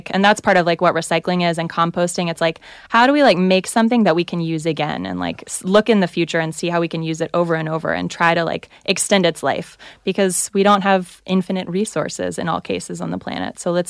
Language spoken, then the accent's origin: English; the South, United States; I hear you. I'm from the South and Baptist.